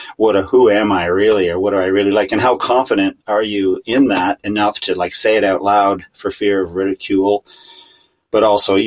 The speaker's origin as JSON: {"language": "English", "town": "Kingston", "region": "Ontario", "country": "Canada", "tie": "born or raised there", "moved": "yes", "lives_now": "Wakefield, Canada", "said": "I grew up in Kingston, Ontario"}